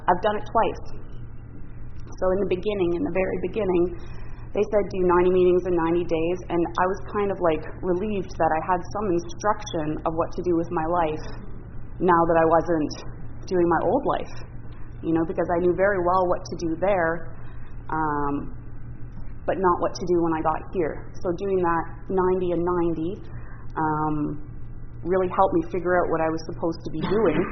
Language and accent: English; Ottawa, Ontario, Canada; also born or lived in Parry Sound, Ontario; I'm actually from Ottawa, partly from Parry Sound.